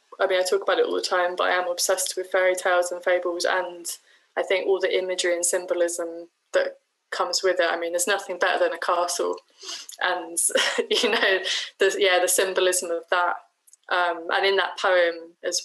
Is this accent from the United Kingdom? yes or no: yes; Shoreham-by-Sea, South East England, United Kingdom; my hometown of Shoreham-by-Sea